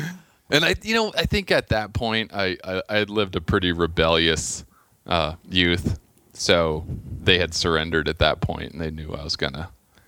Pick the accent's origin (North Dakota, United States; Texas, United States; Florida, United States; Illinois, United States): Florida, United States; Clearwater; moved away as an adult; also born or lived in Tennessee / Miami / Wailuku, Maui / California; I grew up in Clearwater.